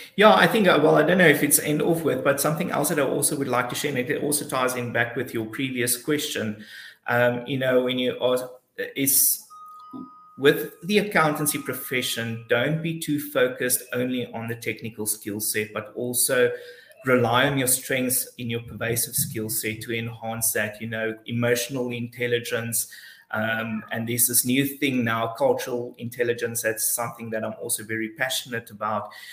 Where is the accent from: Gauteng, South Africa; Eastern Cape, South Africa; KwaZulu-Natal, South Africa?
Eastern Cape, South Africa; Alexandria; also born or lived in Port Elizabeth; I grew up in a very small town called Alexandria. Uh, it's just close before Port Alfred